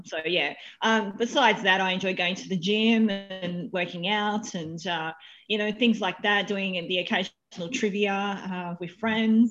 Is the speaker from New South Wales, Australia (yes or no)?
yes; Wollongong, New South Wales, Australia; moved away as an adult; now in Sydney, Australia; Born and bred in Wollongong.